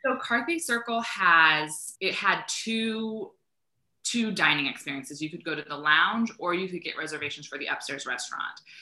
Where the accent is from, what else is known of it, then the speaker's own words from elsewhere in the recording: Northern California, United States; I grew up in Northern California. I've been a Cali girl my whole life transitioned to Southern California in when I went to college, UCLA.